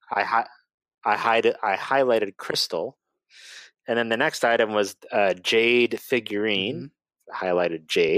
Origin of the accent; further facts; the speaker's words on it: Boston, Massachusetts, United States; moved away; I'm originally from Boston or the Boston area, so they don't pronounce anything correctly over there